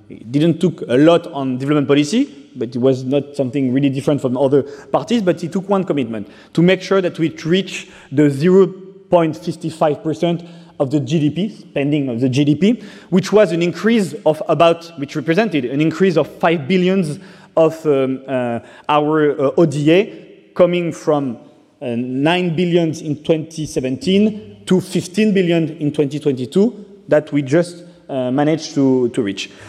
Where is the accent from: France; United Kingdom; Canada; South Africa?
France; Brittany; English is a second language; also born or lived in Rwanda; I got adopted by a French family, and I grew up in uh, Brittany, in Bretagne